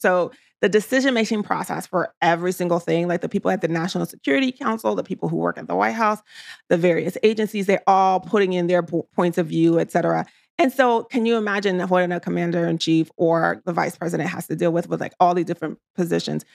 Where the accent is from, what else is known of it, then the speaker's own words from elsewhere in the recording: New York City, New York, United States; also born or lived in Washington, D.C.; I came to the States when I was three years old. I grew up in New York City in the projects